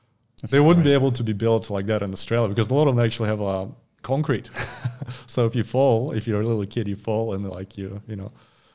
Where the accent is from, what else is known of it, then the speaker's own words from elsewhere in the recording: Far East, Russia; Well, if you're born and raised in Russia, it's pretty hard to avoid body weight training.